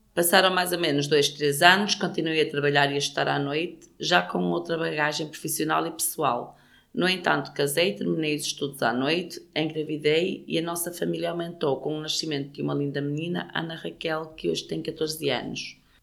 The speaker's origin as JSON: {"language": "Portuguese", "town": "Gondomar", "region": "Porto District", "country": "Portugal", "tie": "born or raised there", "moved": "yes", "lives_now": "Rumilly, France", "said": "nasci em Sobrido Melos, Gondomar, Distrito do Porto."}